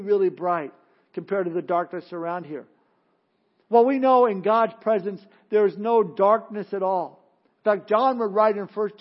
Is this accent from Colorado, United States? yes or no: no; Southern California, United States; growing up in Southern California, back in the early days of Disneyland